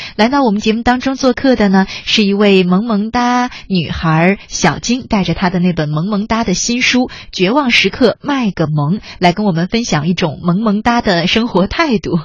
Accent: Beijing, China; 我是一个北京人啊

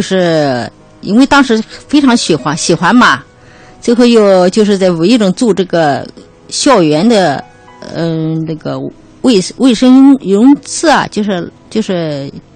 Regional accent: Dabie Mountains, China; 我的老家就在大别山区

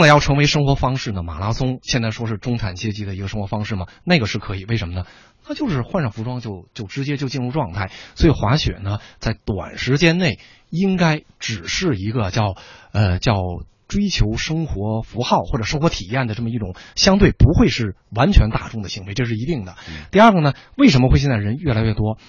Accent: Northeast China, China; 我本人是东北人

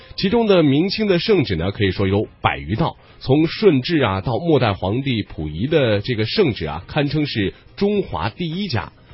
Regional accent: China; 我们中国人

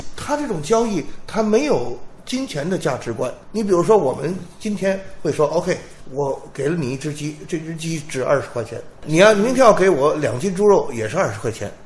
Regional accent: China; 我们中国有自己的传统文化

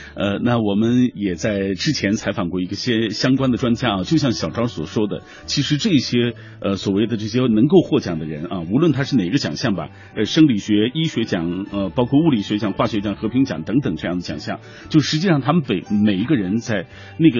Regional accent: China; 因为村上春树是我们中国人最熟悉的外国作家啊。

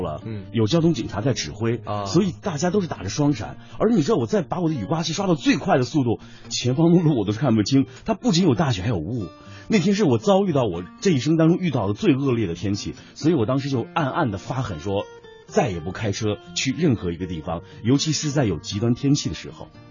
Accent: Lanzhou, Gansu, China; 我的家乡甘肃兰州，就是在这个崎岖的这个盘山路当中

